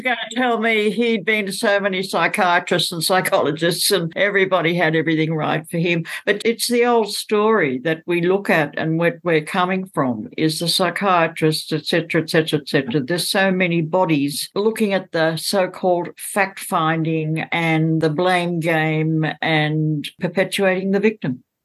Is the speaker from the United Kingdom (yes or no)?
no; Australia; now in Bathurst, Australia; I come from Australia. I come now from a city called Bathurst